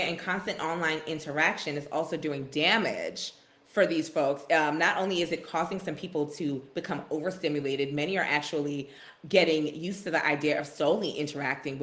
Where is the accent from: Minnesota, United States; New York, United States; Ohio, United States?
New York, United States; being a New Yorker